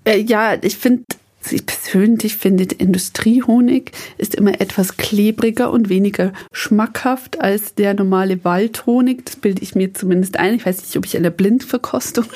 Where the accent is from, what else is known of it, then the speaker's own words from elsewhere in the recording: Upper Palatinate, Bavaria, Germany; also born or lived in Mexico; bei uns in der Oberpfalz